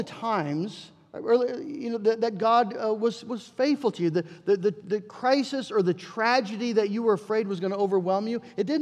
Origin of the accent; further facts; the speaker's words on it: United States; we're American